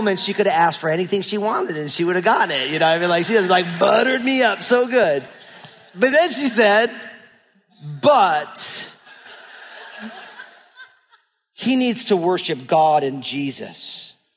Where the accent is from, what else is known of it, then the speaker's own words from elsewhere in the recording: New Jersey, United States; moved away as an adult; now in Pacific Northwest, United States; I grew up in New Jersey